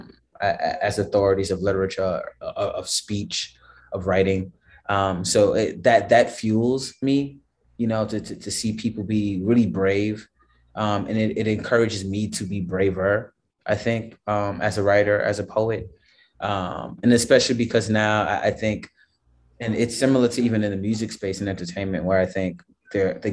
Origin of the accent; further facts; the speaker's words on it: New York City, New York, United States; also born or lived in Brooklyn; born and raised in the Bronx, currently living in Brooklyn